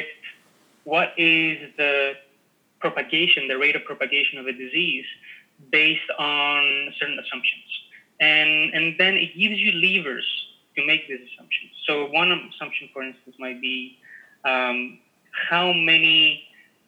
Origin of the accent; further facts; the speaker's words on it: Greece; I'm Greek. Yeah. I come from Greece